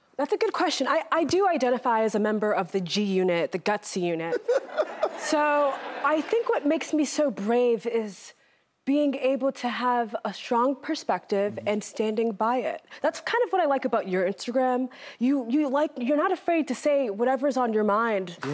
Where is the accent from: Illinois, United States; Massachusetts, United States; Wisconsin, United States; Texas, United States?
Massachusetts, United States; I'm born and raised in Massachusetts.